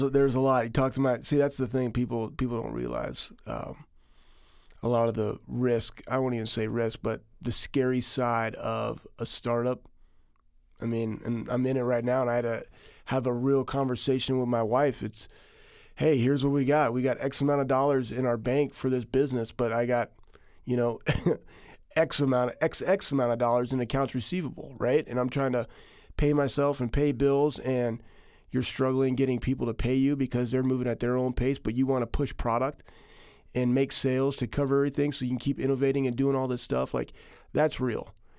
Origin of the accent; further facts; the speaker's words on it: Texas, United States; also born or lived in Iowa; now in Ohio, United States; I was, I was born in Iowa, and I was, I was raised in Texas